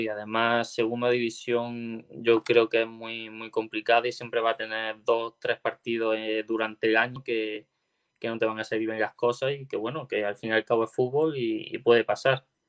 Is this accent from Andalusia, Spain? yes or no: yes; Órgiva, Andalusia, Spain; now in Málaga, Spain; Granada, que es de donde yo soy